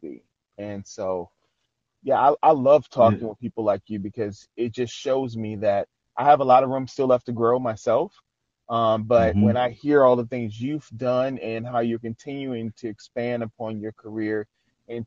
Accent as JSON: {"language": "English", "town": "New Orleans", "region": "Louisiana", "country": "United States", "tie": "born or raised there", "moved": "as an adult", "lives_now": "Shreveport, United States", "said": "I'm originally from New Orleans, Louisiana"}